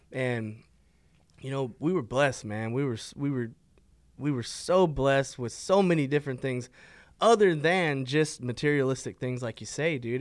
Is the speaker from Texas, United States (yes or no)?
yes; Fort Worth, Texas, United States; I grew up right here in, in River Oaks. I was born in Fort Worth. um, lived here all my life